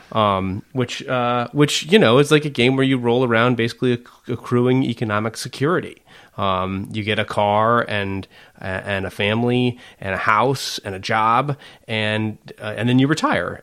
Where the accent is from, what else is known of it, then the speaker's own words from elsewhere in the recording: McMinnville, Oregon, United States; I grew up in McMinnville